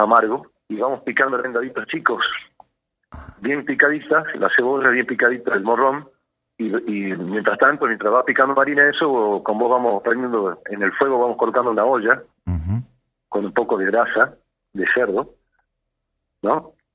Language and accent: Spanish; Salta, Argentina; yo me crié en Salta, nací en Salta